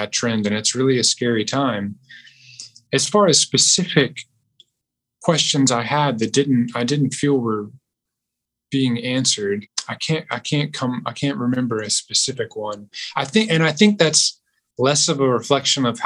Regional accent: Southeast United States, United States; I grew up in the Southeast United States, very religiously conservative neck of the woods

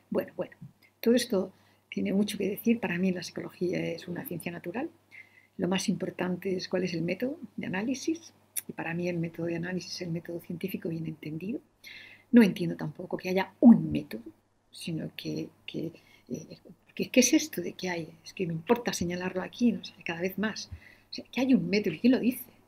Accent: Madrid, Community of Madrid, Spain; moved away as an adult; also born or lived in Granada; now in Almería, Spain; yo soy madrileña hice la carrera en la Complutense

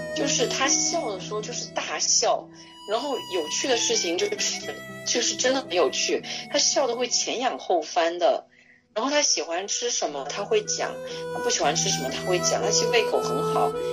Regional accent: Guilin, Guangxi, China; 我是桂林人，然后他就开始跟我聊桂林话

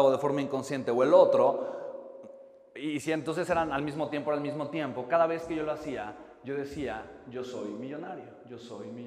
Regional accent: Oaxaca, Mexico; Yo soy de Oaxaca, de Italina.

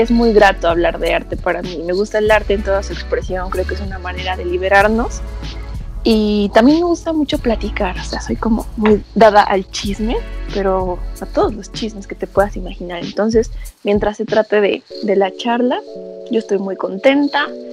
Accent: Tlaxcala, Mexico; yo soy una mujercita tlaxcalteca. Me siento muy orgullosa, por eso siempre digo que soy de Tlaxcala

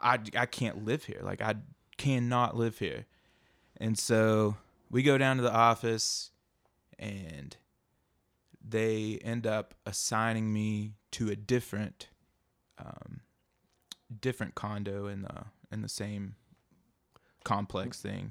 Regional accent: outside of Knoxville, Tennessee, United States; I'm from, uh, little town outside of Knoxville, hidden by some dogwood

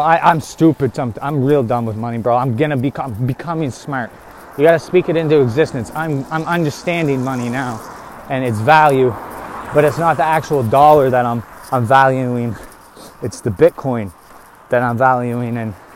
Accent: Canada; we're from Canada

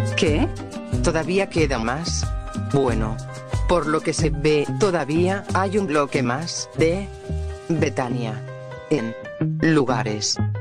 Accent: Tucumán, Argentina; Yo, como tucumana

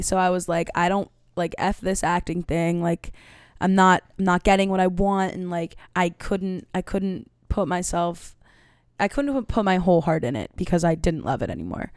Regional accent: New York City, New York, United States; I grew up in Manhattan, and I went to a performing arts school

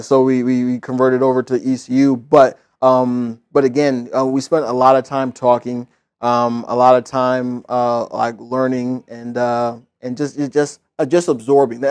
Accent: Indiana, United States; now in Florida, United States; growing up in Indiana, playing basketball

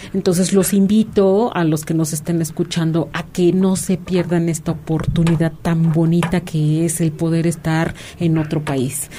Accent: Mexico

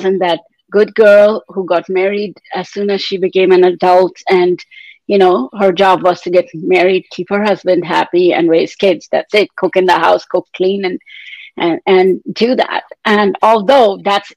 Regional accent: India; moved away as an adult; now in Canada; I was born and raised in India in a traditional family

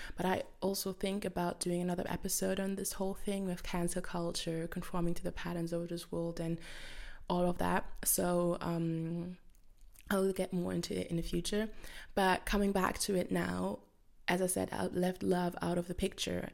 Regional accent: Germany; English is a second language; I'm from Germany

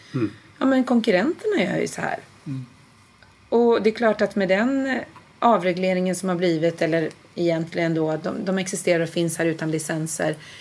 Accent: Nyköping, Södermanland, Sweden; moved away; jag kommer från Nyköping från början, okay. eh, Sörmland

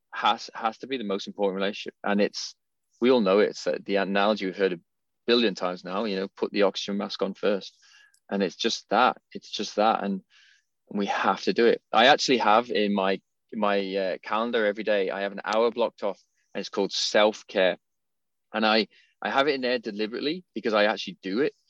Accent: England, United Kingdom; I'm from England, I'm a cup of tea guy

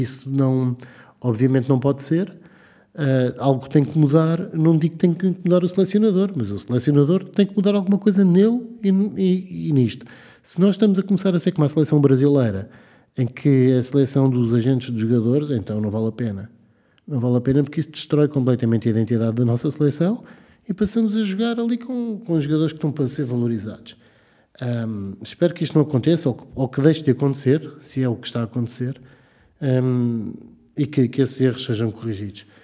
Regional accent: Portugal; enquanto adepto da seleção nacional, enquanto português, não, não parece que seja a melhor escolha.

